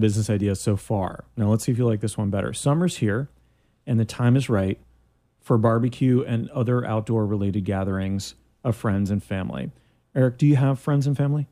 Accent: Canada; now in Orlando, United States; I'm from Canada

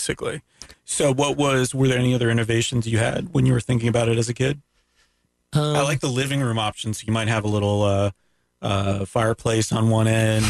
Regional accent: Daytona, Florida, United States; So you're good during growing up in Daytona, I'm done with it.

